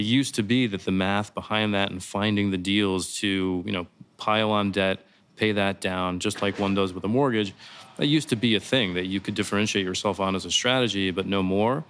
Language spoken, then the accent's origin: English; St. Louis, Missouri, United States; moved away as an adult; also born or lived in Chicago / New York City; I grew up in Saint Louis, Missouri.